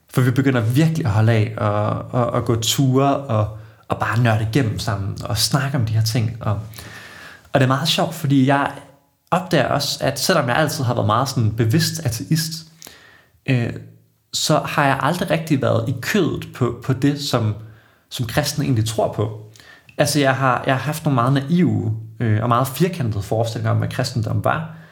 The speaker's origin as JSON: {"language": "Danish", "town": "Odense", "region": "Southern Denmark", "country": "Denmark", "tie": "born or raised there", "moved": "as an adult", "lives_now": "Aarhus, Denmark", "said": "Jeg er Fynbo, født og opvokset i, i Odense"}